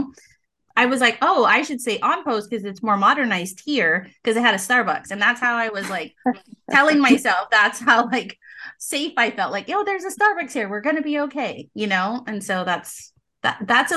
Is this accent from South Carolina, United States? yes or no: no; Hawaii, United States; moved away as an adult; I'm from Hawaii